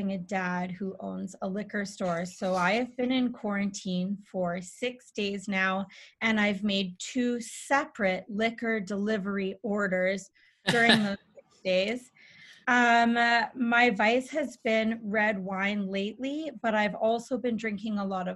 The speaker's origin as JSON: {"language": "English", "town": "Edmonton", "region": "Alberta", "country": "Canada", "tie": "born or raised there", "said": "I grew up in Edmonton, Alberta"}